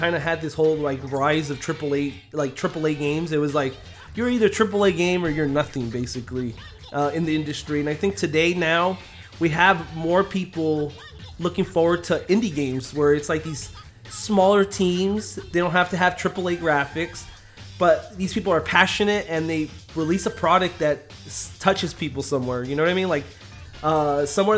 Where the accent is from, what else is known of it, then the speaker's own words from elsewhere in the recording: United States; we're from America